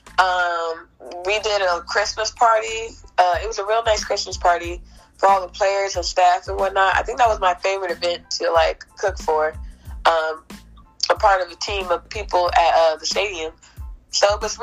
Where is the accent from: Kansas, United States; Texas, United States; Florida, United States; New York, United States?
Florida, United States; Jacksonville; I'm from Jacksonville, Florida.